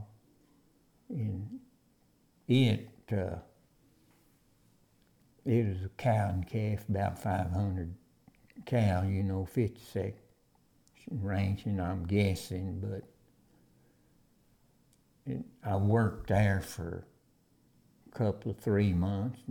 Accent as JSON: {"language": "English", "area": "near Pampa", "region": "Texas Panhandle", "country": "United States", "tie": "born or raised there", "said": "living out on the ranch like that, we didn't go to town much"}